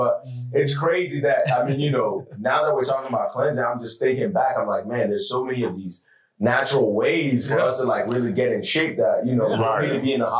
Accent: Ghana; moved away; back home, I'm from Ghana, West Africa.

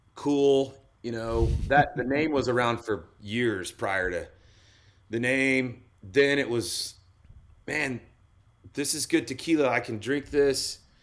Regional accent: Oklahoma, United States; moved away as an adult; also born or lived in Colorado; I grew up in Oklahoma

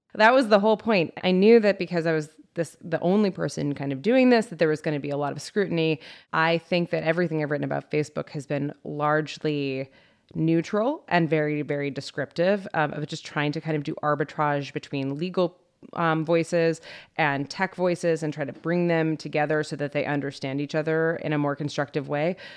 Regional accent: United States; I'm an American

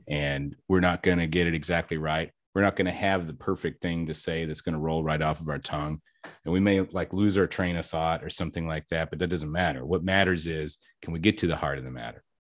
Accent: Kentucky, United States; now in Texas, United States; I'm actually from Kentucky

